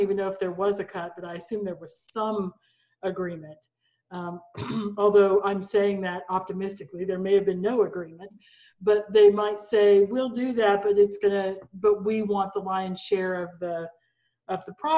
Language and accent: English; Oklahoma, United States; I'm an Oklahoman, right? I was born in Oklahoma, I'm raised in Oklahoma.